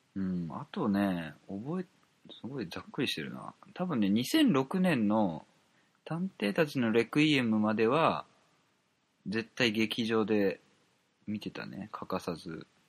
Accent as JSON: {"language": "Japanese", "region": "Kansai", "country": "Japan", "tie": "born or raised there", "moved": "yes", "said": "関西出身だったんで、だったというか関西出身なんで"}